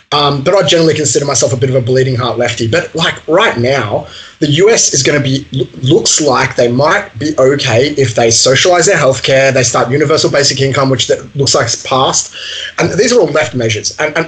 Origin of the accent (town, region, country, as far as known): Australia